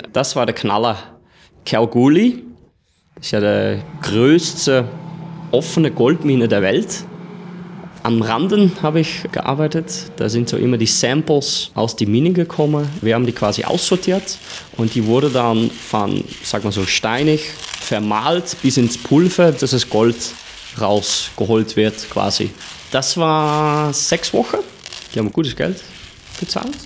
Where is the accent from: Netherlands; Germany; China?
Netherlands; German is a second language; moved away as an adult; also born or lived in Australia; now in Austria; 30 Jahre alt, bin Holländer, jetzt momentan in Österreich